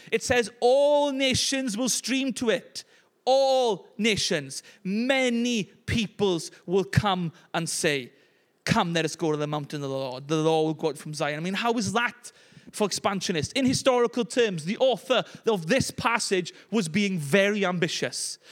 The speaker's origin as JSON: {"language": "English", "town": "Llanelli", "region": "Wales", "country": "United Kingdom", "said": "as Welsh people and people from Llanelli"}